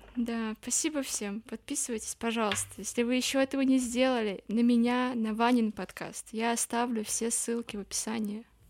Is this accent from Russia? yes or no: yes; Murmansk, Murmansk Oblast, Russia; now in Saint Petersburg, Russia; я из Мурманска